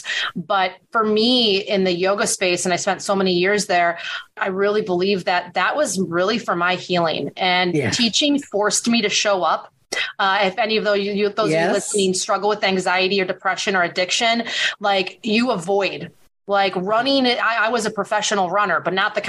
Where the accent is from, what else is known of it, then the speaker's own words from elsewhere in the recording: Wisconsin, United States; my hometown here in Wisconsin.